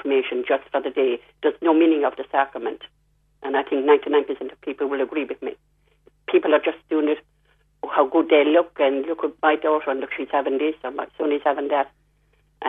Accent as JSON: {"language": "English", "town": "Limerick", "region": "Munster", "country": "Ireland", "also_born_or_lived": "London, England", "moved": "yes", "said": "I come from Limerick, and we have a church there"}